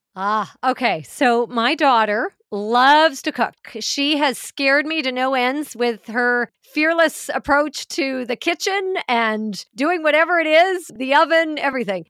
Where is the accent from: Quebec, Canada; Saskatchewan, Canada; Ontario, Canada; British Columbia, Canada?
British Columbia, Canada; Vancouver; moved away as an adult; also born or lived in Los Angeles; we've ended up back here in Vancouver, my hometown